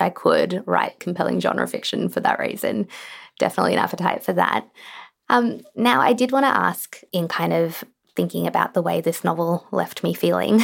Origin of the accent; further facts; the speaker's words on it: Australia; I certainly feel this as a writer in Australia